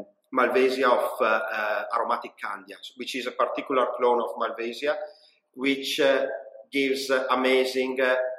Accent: province of Parma, Emilia-Romagna, Italy; moved away as an adult; now in United Kingdom; A small town in the province of Parma, Emilia-Romagna.

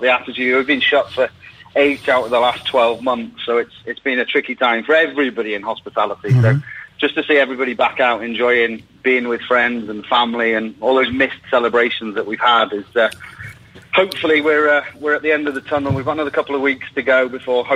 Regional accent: Llangollen, Wales, United Kingdom; I'm from Llangollen in North Wales, where they used to host a balloon festival every year.

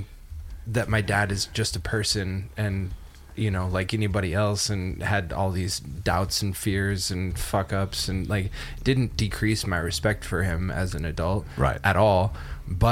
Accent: British Columbia, Canada; now in United States; I was raised in Canada and in British Columbia specifically

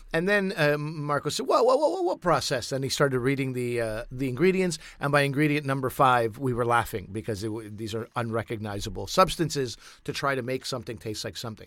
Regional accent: Pakistan; as a Pakistani, we'd make something called aloo tikkies

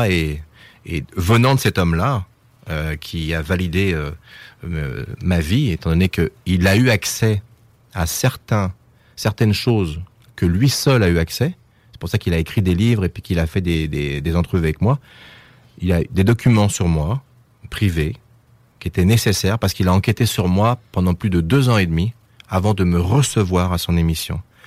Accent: France; je suis français

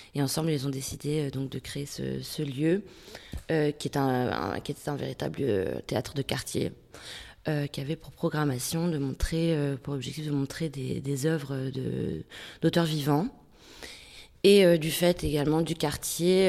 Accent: Denmark; moved away as an adult; now in France; j'ai grandi au Danemark jusqu'à mes 18 ans

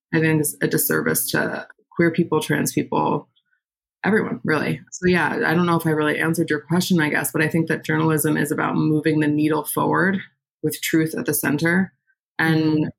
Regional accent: Westchester, New York, United States; moved away as an adult; now in Brooklyn, United States; I was born in Westchester, New York, which is just outside the city

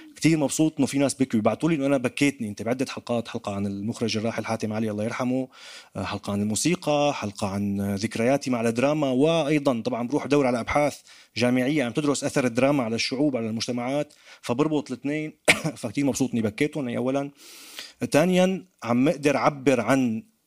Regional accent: Damascus, Damascus Governorate, Syria; accent: Damascene; now in France; كسوري كدمشقي حتى حتى ربطوا لي لهجتي بباب الحاره

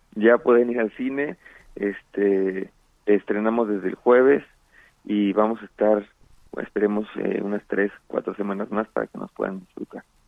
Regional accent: Mexico City, Mexico; yo también soy chilango y soy orgullosamente chilango

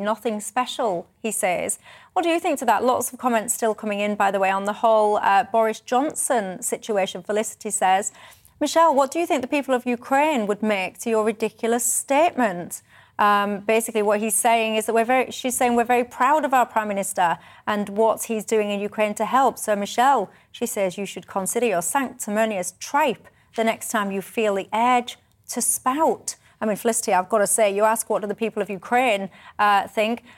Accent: the north of England, United Kingdom; I'm a Northerner

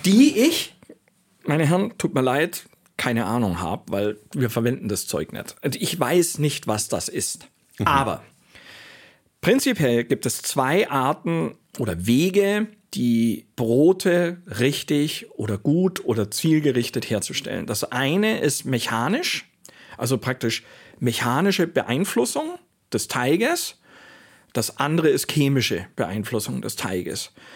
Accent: Augsburg, Bavaria, Germany; moved away; also born or lived in Switzerland; in Augsburg, in meiner Heimatstadt

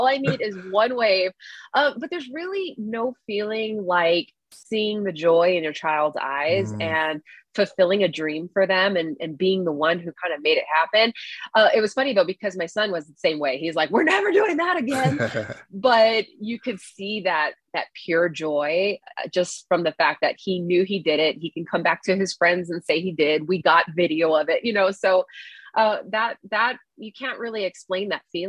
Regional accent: Hawaii, United States; growing up in Hawaii, you know, the water is 80 something degrees year round.

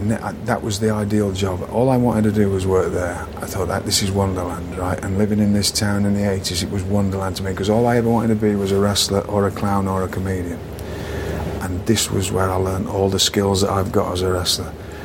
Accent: United Kingdom; I didn't take myself seriously, which is a quality of being British, right?

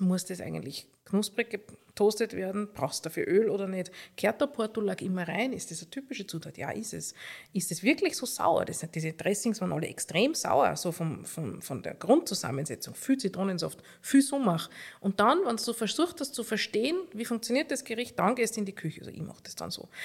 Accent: Upper Austria, Austria; now in Vienna, Austria; als Oberösterreicherin

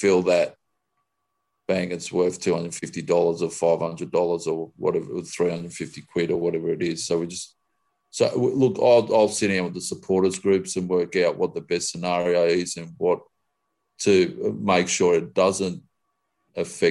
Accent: Australia; I'm Australian

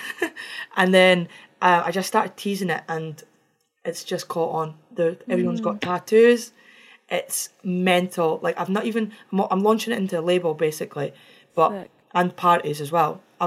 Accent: Scotland, United Kingdom; I'm Scottish

